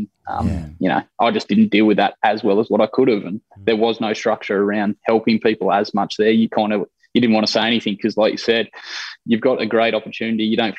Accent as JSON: {"language": "English", "country": "Australia", "said": "I think is how we've dealt with it in the past as an Australian public."}